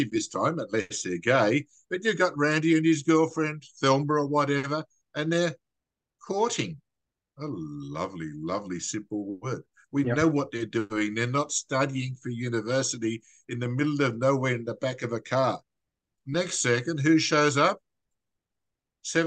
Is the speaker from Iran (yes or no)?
no; Wagga Wagga, New South Wales, Australia; As an Australian